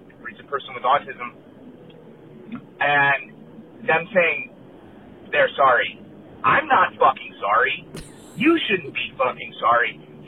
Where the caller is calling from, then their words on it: San Clemente, California, United States; I'm calling from San Clemente, California